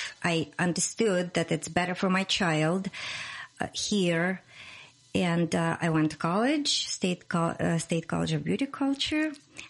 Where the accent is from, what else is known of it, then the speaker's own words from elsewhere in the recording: Russia; English is a second language; moved away as an adult; also born or lived in Moscow; now in United States; I came from Russia. Originally, I'm born in Russia and raised. I moved to United States when I was 32 years old in 2006.